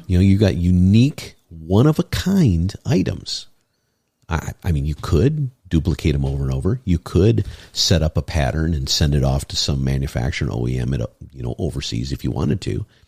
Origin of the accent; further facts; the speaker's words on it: Michigan, United States; moved away; I'm from Michigan, and you know I go back there.